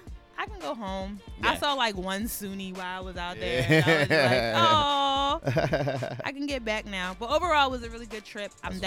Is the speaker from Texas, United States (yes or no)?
no; Philadelphia, Pennsylvania, United States; I'm from Philly